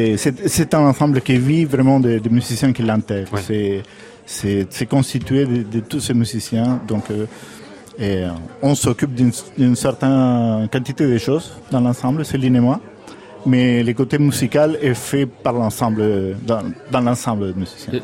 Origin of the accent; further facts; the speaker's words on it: Argentina; moved away; quand j'étais jeune en Argentine